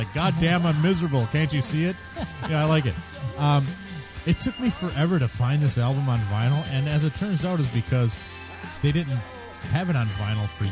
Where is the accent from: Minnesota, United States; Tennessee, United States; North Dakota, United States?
Minnesota, United States; I'm from Minnesota